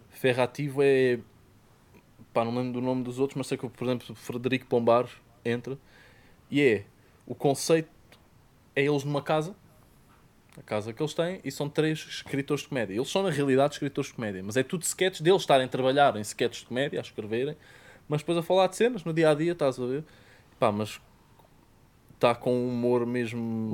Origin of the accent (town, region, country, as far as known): Portugal; accent: Portuguese